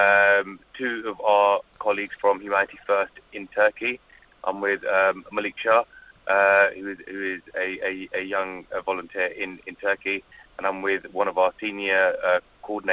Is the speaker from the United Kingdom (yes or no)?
yes; London, United Kingdom; I'm from South London.